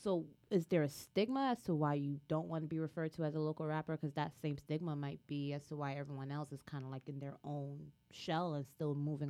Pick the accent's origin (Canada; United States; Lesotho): United States; I'm American, that's the first thing they're going to be looking at me.